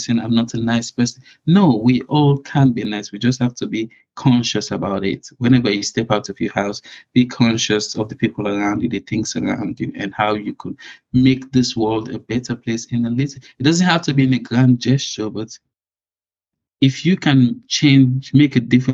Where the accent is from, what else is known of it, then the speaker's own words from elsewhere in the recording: Sierra Leone; now in United Kingdom; I was born in Sierra Leone